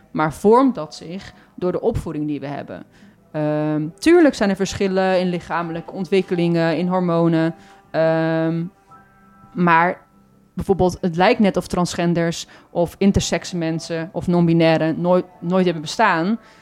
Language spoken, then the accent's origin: Dutch; Goes, Zeeland, Netherlands; now in Breda, Netherlands; Ik ben daar ook in de stad geboren, in Goes